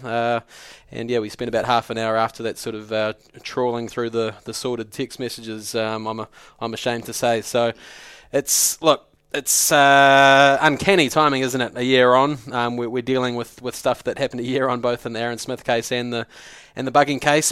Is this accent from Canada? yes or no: no; New Zealand; I'm a New Zealander